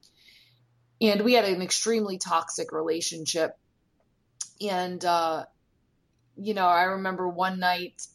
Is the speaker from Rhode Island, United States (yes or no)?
yes; Rhode Island, United States; moved away as an adult; also born or lived in Florida; I'm from Rhode Island